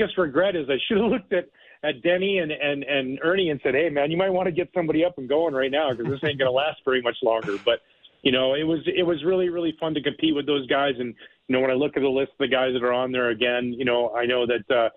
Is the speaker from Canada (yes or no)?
yes; Canada; moved away as an adult; now in United States; I live in the United States, but I'm born and raised in Canada